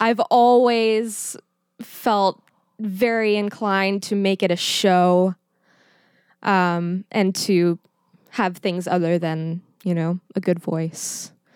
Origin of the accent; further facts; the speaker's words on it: Schertz, Texas, United States; now in Pittsburgh, United States; I am from a little town called Schertz, Texas